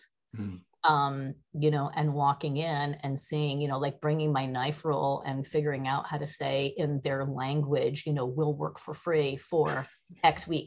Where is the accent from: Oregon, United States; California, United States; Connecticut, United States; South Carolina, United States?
Connecticut, United States; Danbury; also born or lived in Yonkers, New York; So I was in Danbury